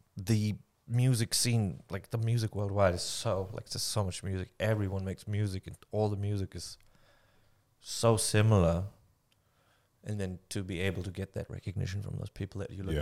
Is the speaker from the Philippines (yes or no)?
no; Germany; moved away as an adult; now in New Zealand; I am not willing to give up my German passport